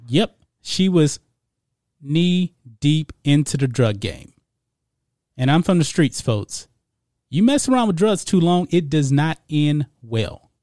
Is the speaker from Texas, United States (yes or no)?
yes; Beaumont, Texas, United States; now in Houston, United States; I live in the suburbs of Houston. I grew up in Beaumont, which is about an hour away